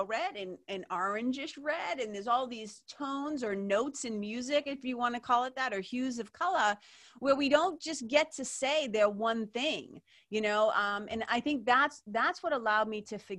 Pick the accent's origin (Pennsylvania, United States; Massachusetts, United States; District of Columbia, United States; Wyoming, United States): Massachusetts, United States; Lawrence; also born or lived in Boston, Massachusetts; being a kid growing up in Lawrence, Mass, Boston, Mass